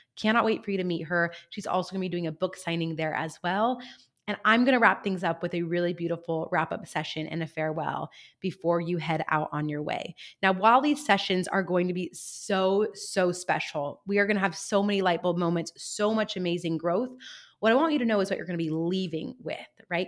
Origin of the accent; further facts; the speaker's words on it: San Luis Obispo, California, United States; my hometown of San Luis Obispo here in sunny California